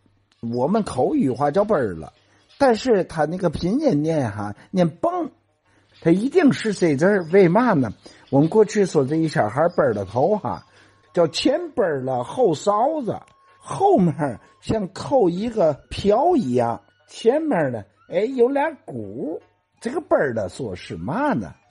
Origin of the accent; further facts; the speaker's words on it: Tianjin, China; accent: Tianjin dialect; 所以我们天津话里头有很多词儿、很多字儿不是新词儿啊，不是这地方人自己制造的，是古代就传下来的。